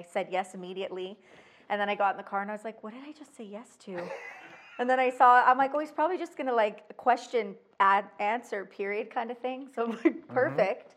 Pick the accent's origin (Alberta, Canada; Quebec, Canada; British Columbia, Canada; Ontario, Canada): Alberta, Canada; Calgary; also born or lived in Edmonton; I was born and raised in Calgary